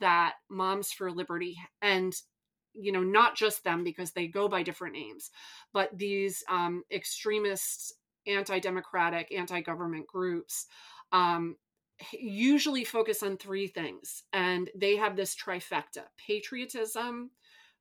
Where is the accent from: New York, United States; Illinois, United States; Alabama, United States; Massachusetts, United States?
New York, United States; I'm from New York